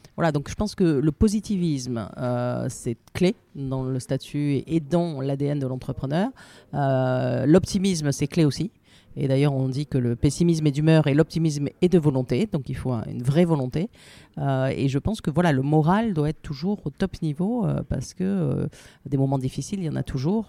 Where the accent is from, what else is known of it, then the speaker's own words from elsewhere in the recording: Marseille, Provence-Alpes-Côte d'Azur, France; moved away as an adult; also born or lived in Paris; je suis marseillaise, je suis venue à Paris pour finir mes études.